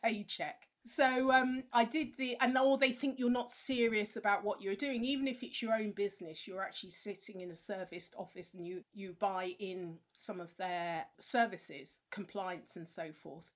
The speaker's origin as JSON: {"language": "English", "region": "England", "country": "United Kingdom", "said": "we English people"}